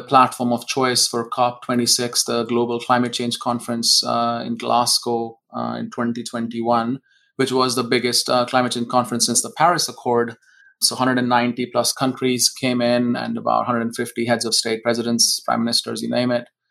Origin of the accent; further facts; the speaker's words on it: India; moved away as an adult; now in Seattle, United States; I was born in India.